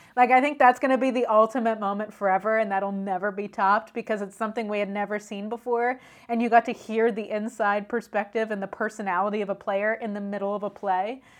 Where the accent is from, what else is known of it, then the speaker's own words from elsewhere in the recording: Pennsylvania, United States; I'm from Pennsylvania.